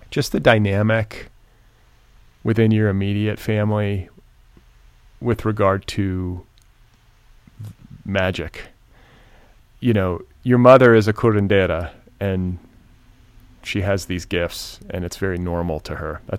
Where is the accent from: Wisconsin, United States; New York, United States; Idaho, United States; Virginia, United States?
Wisconsin, United States; Milwaukee; I grew up in Milwaukee